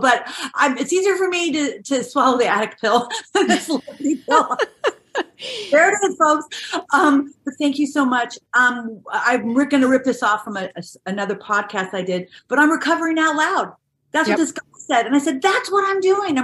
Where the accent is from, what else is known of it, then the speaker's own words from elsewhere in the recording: Orange County, California, United States; a very modest, below like average upbringing in Orange County